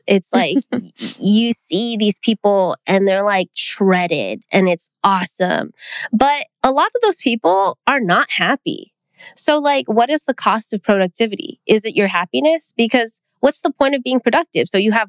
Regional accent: Philippines; I think as a Filipino person, food is what connects the people.

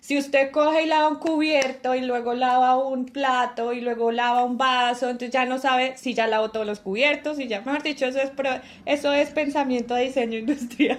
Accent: Colombia; siendo colombiano

